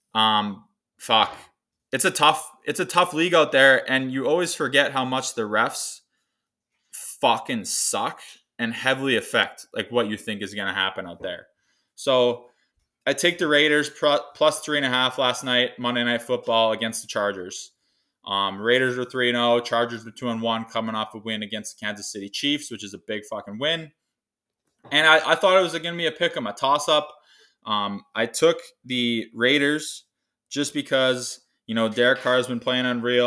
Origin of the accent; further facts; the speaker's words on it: Kamsack, Saskatchewan, Canada; moved away as an adult; I'm coming to you live from my hometown of Kamsack, Saskatchewan